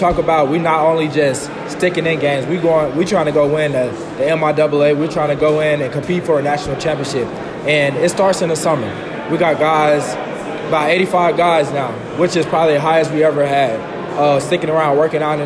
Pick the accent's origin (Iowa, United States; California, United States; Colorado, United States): Colorado, United States; Colorado Springs; moved away as an adult; now in Kearney, United States; I come from Colorado Springs, Wyfield High School.